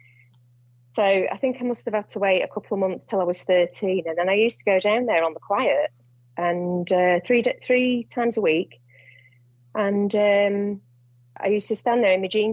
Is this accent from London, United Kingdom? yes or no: no; Ashton-under-Lyne, North West England, United Kingdom; moved away as an adult; I was born in a town called Ashton-under-Lyne, and I did my schooling there, all my schooling and my college